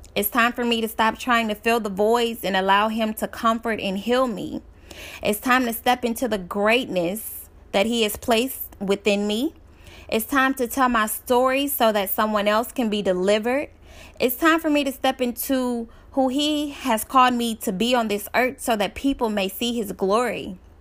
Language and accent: English; Dallas, Texas, United States; I'm from Dallas, Texas